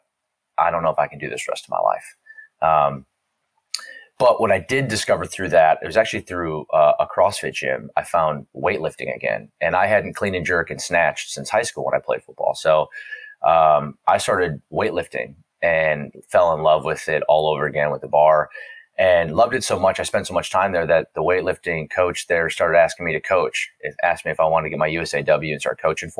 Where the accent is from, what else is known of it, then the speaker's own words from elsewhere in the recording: just outside of Milwaukee, Wisconsin, United States; now in Louisiana, United States; I was born and raised in Wisconsin, just outside of Milwaukee in the suburbs, and grew up there.